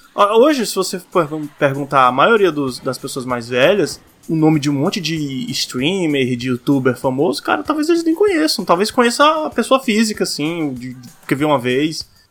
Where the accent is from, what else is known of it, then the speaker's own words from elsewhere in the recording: Ceará, Brazil; minha terra, Ceará